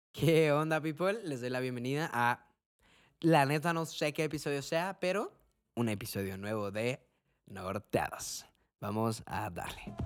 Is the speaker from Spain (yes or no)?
no; Cuauhtémoc, Chihuahua, Mexico; somos de, de Cuauhtémoc